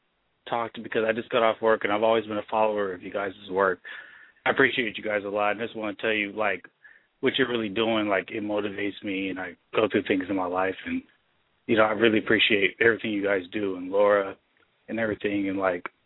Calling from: Tacoma, Washington, United States; I'm calling from Tacoma.

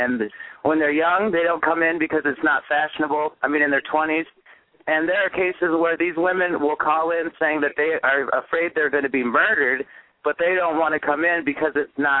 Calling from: United States; This is …. I'm calling from the U.S.

